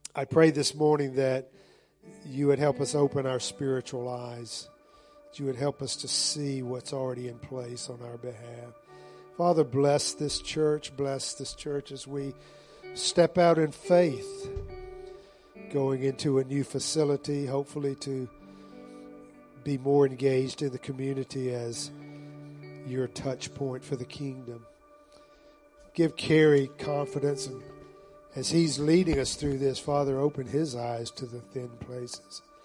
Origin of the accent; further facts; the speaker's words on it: the South, United States; part of growing up in the South